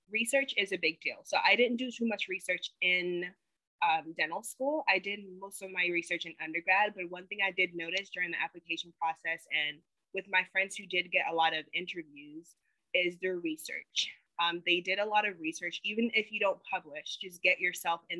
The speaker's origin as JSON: {"language": "English", "town": "Tema", "region": "Greater Accra", "country": "Ghana", "lives_now": "United States", "said": "I actually really want to give back to my home country. And so I'm brainstorming um, like a medical dental clinic in Ghana, uh, specifically where I'm from, the city, it's called Tema."}